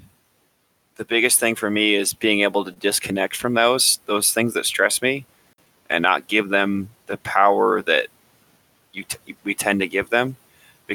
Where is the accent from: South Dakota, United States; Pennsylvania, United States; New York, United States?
South Dakota, United States; I'm from South Dakota, born and raised